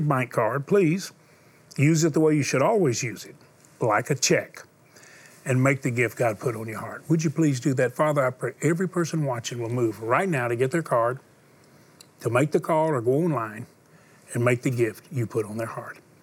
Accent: Houston, Texas, United States; I was born in Houston. Born again in Houston. Married in Houston

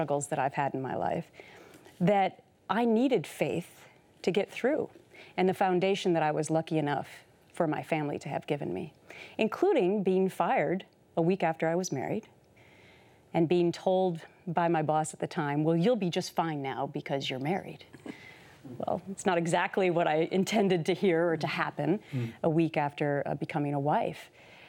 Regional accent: Minnesota, United States; I had a wonderful childhood growing up in Minnesota

